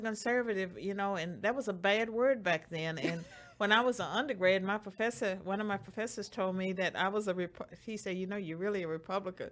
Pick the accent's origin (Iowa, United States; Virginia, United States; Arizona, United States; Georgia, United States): Virginia, United States; Roanoke; moved away; in Roanoke, Virginia, and Bedford County, the place where I grew up.